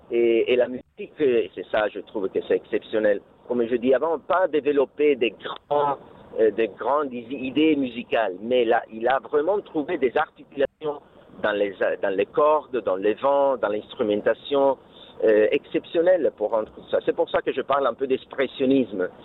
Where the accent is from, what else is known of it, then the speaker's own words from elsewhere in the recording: Bergamo, Lombardy, Italy; French is a second language; il habitait à Bergam parce que moi je suis de Bergam